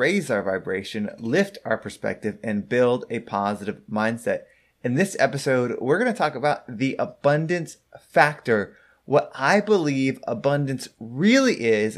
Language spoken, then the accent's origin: English; San Diego, California, United States; I was born in San Diego